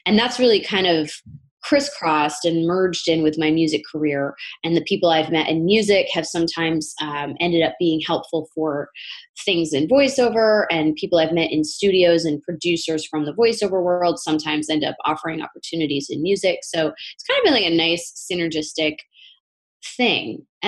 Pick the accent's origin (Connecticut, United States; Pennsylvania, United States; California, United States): Connecticut, United States; now in New York, United States; I'm from Northern Connecticut, and I've been living in the New York area for about 15 years.